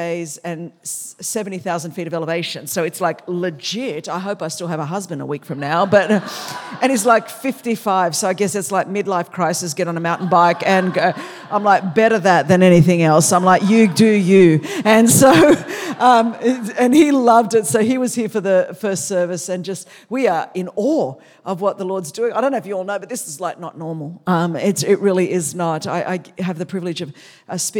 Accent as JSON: {"language": "English", "town": "Sydney", "region": "New South Wales", "country": "Australia", "tie": "born or raised there", "second_language": "English", "said": "I grew up in Sydney, Australia"}